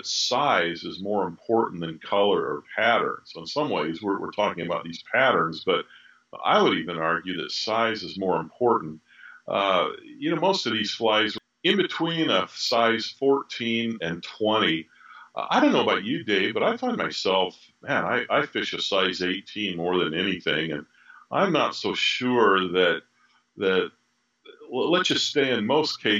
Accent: near Traverse City, Michigan, United States; I was born there. I was born near Traverse City

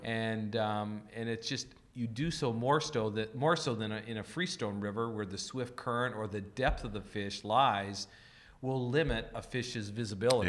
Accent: the West, United States; growing up in the West and sp-, spending all my learning years in the West

